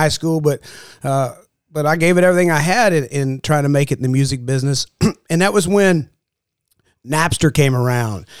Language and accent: English; Ada, Oklahoma, United States; moved away as an adult; now in Nashville, United States; We grew up in a little small town in southeastern Oklahoma, you know, about 25,000 people, and here we are in Nashville, Tennessee today